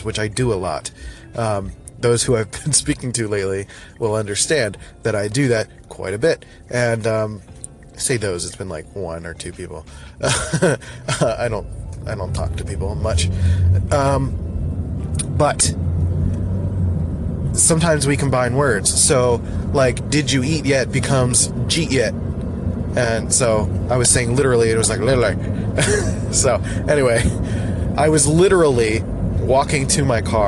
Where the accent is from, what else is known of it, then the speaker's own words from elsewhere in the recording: Philadelphia, Pennsylvania, United States; accent: Philly; moved away; I grew up in Northeast Philly, where the accent is, like, super strong and annoying